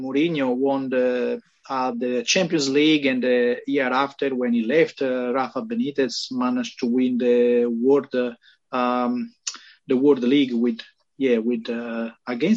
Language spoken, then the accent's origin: English; Sardinia, Italy; English is a second language; moved away; also born or lived in Rome; I was living in Rome, even if I'm originally from Sardinia